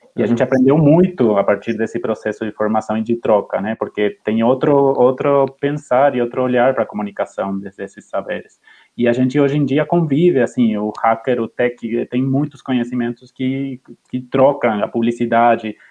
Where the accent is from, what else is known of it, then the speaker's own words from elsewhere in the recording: Argentina; Portuguese is a second language; moved away as an adult; now in Brazil; eu sou argentino, eu trabalhava em Clarín e La Nación